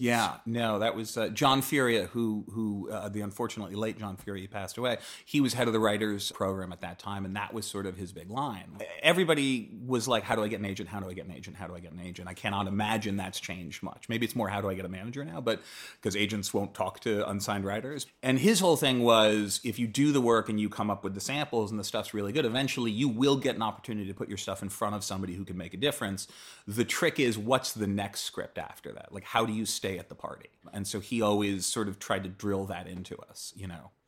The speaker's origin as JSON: {"language": "English", "region": "East Coast", "country": "United States", "tie": "born or raised there", "moved": "yes", "said": "I grew up on the East Coast and I went to a boarding school there"}